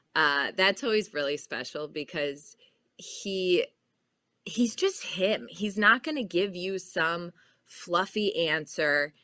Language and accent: English; Chicago, Illinois, United States; my dad's from Minnesota, but I grew up in Chicago